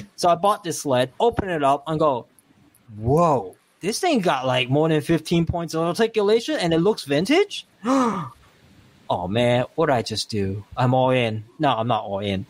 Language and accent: English; Hong Kong; moved away; where I come from Hong Kong